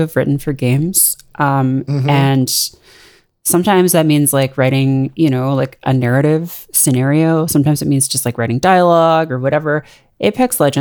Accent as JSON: {"language": "English", "area": "just outside of Toronto", "region": "Ontario", "country": "Canada", "tie": "born or raised there", "moved": "as an adult", "lives_now": "New York, United States", "said": "I grew up just outside of Toronto in Canada."}